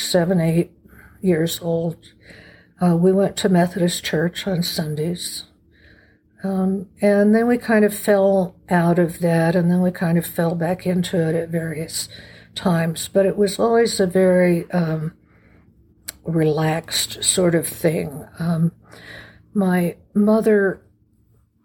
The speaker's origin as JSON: {"language": "English", "town": "Oklahoma City", "region": "Oklahoma", "country": "United States", "tie": "born or raised there", "also_born_or_lived": "Santa Fe, New Mexico", "moved": "as an adult", "said": "I was born in 1946 in Oklahoma City, very middle America. kind of place and family. We lived semi-rural, 5 acres on the outskirts of the city"}